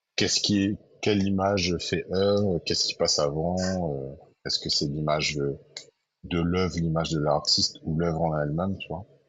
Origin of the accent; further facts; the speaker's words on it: Saint-Denis, Réunion; also born or lived in Sainte-Suzanne, Réunion; Moi, je suis de Saint-Denis, mais quand j'étais petit, mes parents sont partis habiter à saint uzanne Mais je suis resté quand même très très ancré dans Saint-Denis parce que j'ai été euh, scolarisé à Saint-Denis